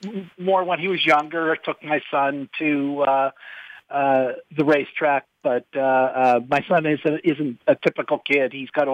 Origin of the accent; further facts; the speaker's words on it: New Jersey, United States; I grew up in New Jersey, and I went to the racetrack with my father, specifically more often than not, to Monmouth Park